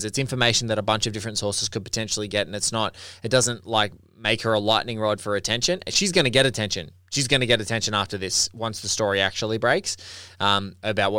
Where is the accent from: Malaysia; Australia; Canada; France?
Australia; I'm Australian and like I look at our country